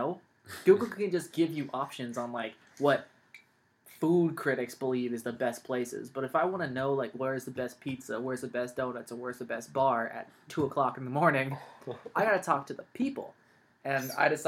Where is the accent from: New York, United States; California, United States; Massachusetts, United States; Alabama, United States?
California, United States; also born or lived in Los Angeles, California / San Francisco Bay Area, California / Central Valley, California; I'm born and raised California, lived in, I was born in Los Angeles, moved from LA to the Bay, been here pretty much my whole life